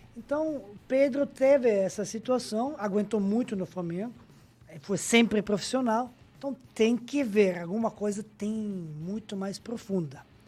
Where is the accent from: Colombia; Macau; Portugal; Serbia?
Serbia; Majdanpek; Portuguese is a second language; moved away as an adult; also born or lived in Brazil; nasci na cidade pequena, em Maidanpec